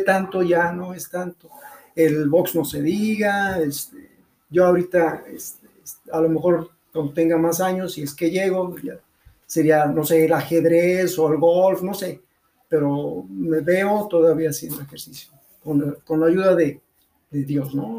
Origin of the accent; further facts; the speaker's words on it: León, Guanajuato, Mexico; soy originario de León